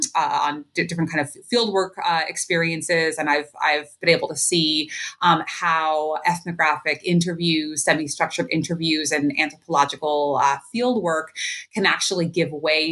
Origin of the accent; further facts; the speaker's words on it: Allentown, Pennsylvania, United States; Though I was born and raised in Allentown, I've had the opportunity in my adult life to live in a number of different places.